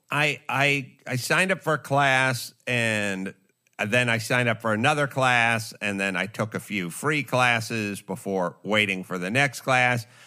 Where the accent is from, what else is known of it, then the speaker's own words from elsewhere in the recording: Los Angeles, California, United States; I grew up in North Hollywood